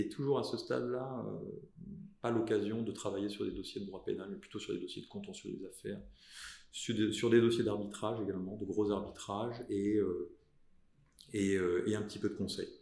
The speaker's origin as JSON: {"language": "French", "region": "south of France", "country": "France", "tie": "born or raised there", "said": "je suis natif du sud de la France"}